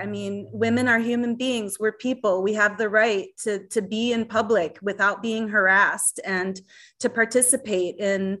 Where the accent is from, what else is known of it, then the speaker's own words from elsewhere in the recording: Madison, Wisconsin, United States; Madison, my hometown in Wisconsin